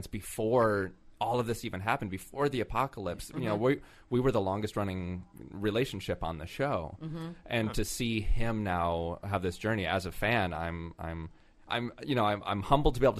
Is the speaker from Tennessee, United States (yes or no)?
yes; Tennessee, United States; moved away as an adult; also born or lived in New York; I grew up in Tennessee